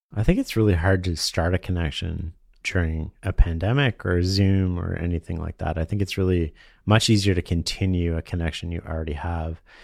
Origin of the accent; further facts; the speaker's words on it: Canada; being Canadian and naturally trusting